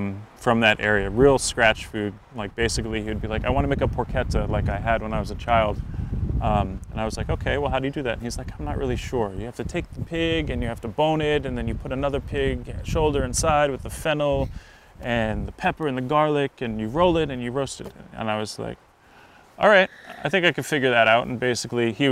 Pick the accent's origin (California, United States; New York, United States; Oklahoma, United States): New York, United States; Nyack; I grew up around New York City in Nyack